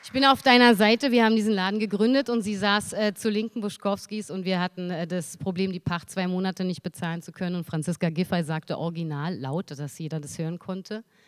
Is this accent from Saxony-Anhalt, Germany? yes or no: no; Berlin, Germany; als Berlinerin